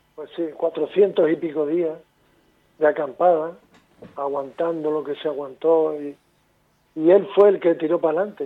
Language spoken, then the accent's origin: Spanish; Tenerife, Canary Islands, Spain; nosotros somos de Tenerife